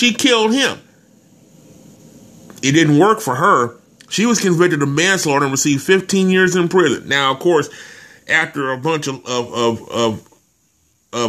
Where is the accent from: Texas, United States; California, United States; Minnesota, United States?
Texas, United States; my home state of Texas